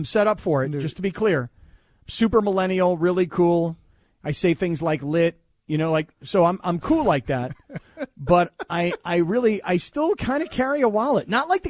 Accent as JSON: {"language": "English", "town": "San Diego", "region": "California", "country": "United States"}